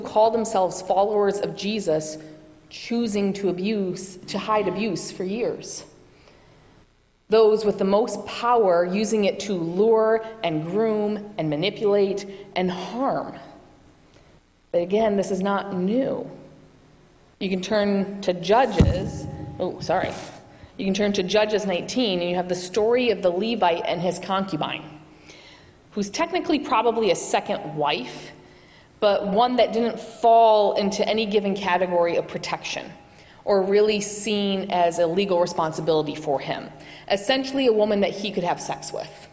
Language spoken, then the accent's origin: English; Michigan, United States; moved away; I do not have a New England accent. I have many vowels. That's because I'm from Michigan